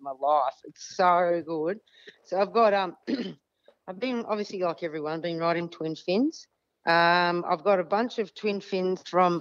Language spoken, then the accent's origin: English; southern Western Australia, Australia; moved away; I was brought up in Western Australia, as you know, and we used to have to have – and I'm from one of the coldest parts in Western Australia, the most southern part of Western Australia